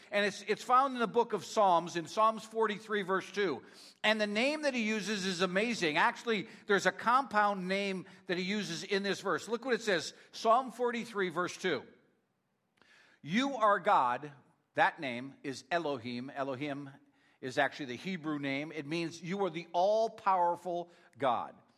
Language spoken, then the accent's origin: English; Northeast Pennsylvania, United States; moved away; I'm from Northeast Pennsylvania, so uh, Rhonda always teases me uh, that I say strength wrong